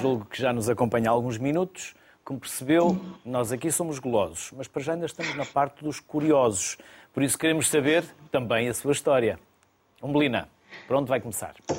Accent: the North, Norte, Portugal; eu sou do Norte

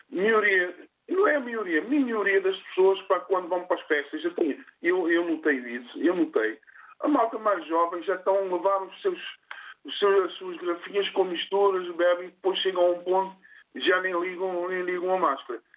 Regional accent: Cape Verde; eu sou cabo-verdiano

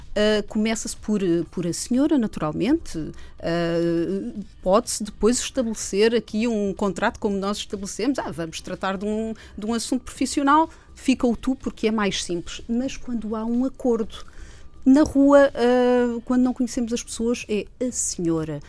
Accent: Minho, Portugal; eu sou minhota

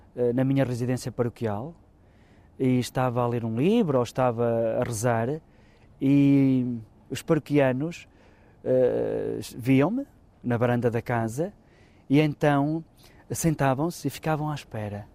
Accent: Arco de Baúlhe, Braga, Portugal; A minha terra tem muito deste ambiente. É uma terra rodeada por montanhas

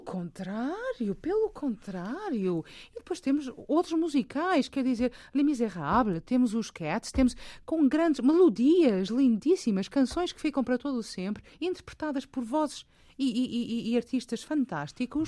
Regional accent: Portugal; moved away as an adult; also born or lived in England; voltei para Portugal para, para sepultar os meus pais

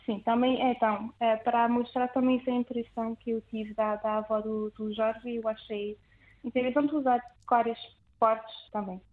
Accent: France; accent: French; Portuguese is a second language; moved away as an adult; now in Lisbon, Portugal; eu nasci em França e tenho avós portugueses

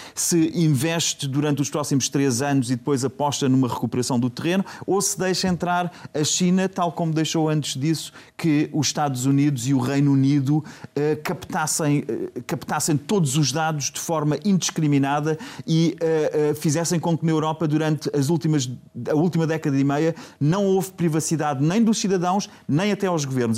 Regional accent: Portugal; eu sou português

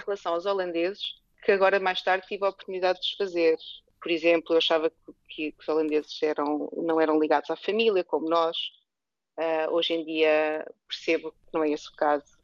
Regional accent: Portugal; moved away as an adult; now in Netherlands; nós como portuguesa

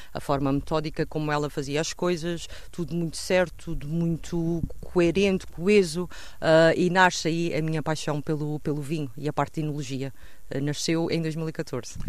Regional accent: Monte, Azores, Portugal; estamos numa vinha, uh, que era a vinha onde eu cresci, com o meu pai

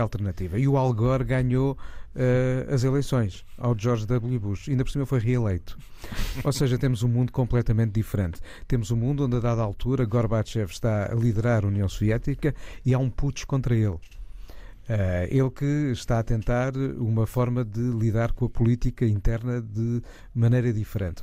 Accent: Portugal; da nossa identidade como portugueses

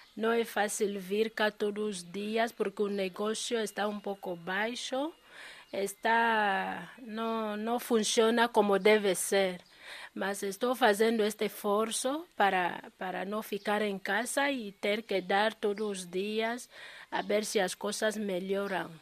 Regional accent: Equatorial Guinea; moved away as an adult; now in Pedrógão Grande, Portugal; Eu sou da Guiné Equatorial. Nasci em Guiné Equatorial, cresci lá, mas já estou cá em Portugal

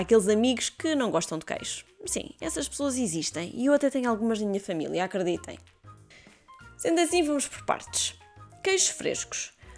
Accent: Portugal; como bons portugueses

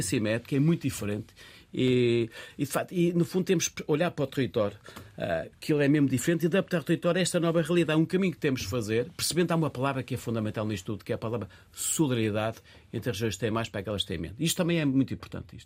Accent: Minho, Norte, Portugal; moved away as an adult; now in Lisbon, Portugal; sou do Minho, a zona, e cheguei a Lisboa

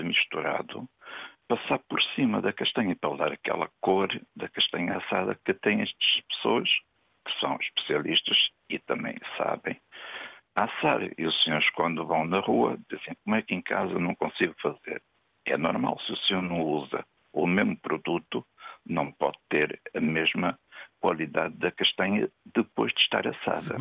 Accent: Vila Real, Norte, Portugal; now in Matosinhos, Portugal; não sou de Matozinhos, sou de Vila Real Estou é. a viver em Matosinhos

